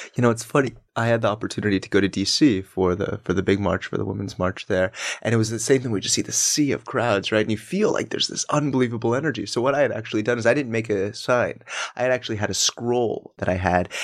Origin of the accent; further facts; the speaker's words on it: Denver, Colorado, United States; now in New York, United States; I'm from Colorado.